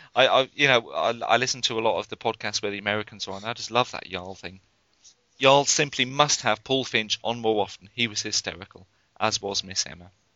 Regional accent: Northumberland, North East England, United Kingdom; moved away; I grew up in Northumberland, which is practically well, it's right on the border with Scotland

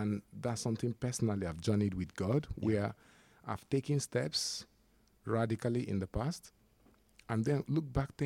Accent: Nigeria; now in United Kingdom; being a Nigerian, coming to the UK

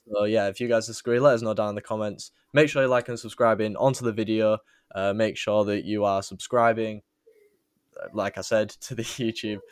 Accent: England, United Kingdom; we are people from England

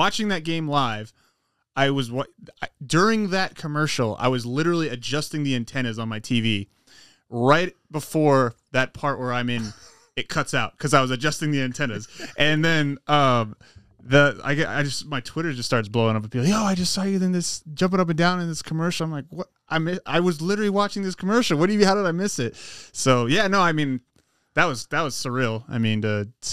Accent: Durango, Colorado, United States; also born or lived in Oregon; now in El Paso, United States; I grew up in Durango, Colorado

